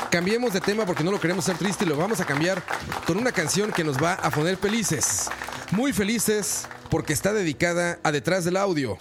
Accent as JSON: {"language": "Spanish", "country": "Mexico", "moved": "yes", "lives_now": "Costa Rica", "said": "mi país de origen, México"}